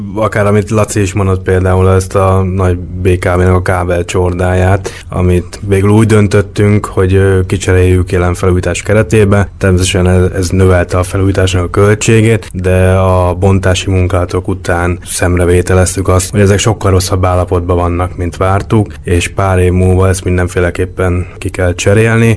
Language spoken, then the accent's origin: Hungarian; Budapest, Hungary; Én, én itt nőttem föl Budapesten, belvárosba jártam iskolába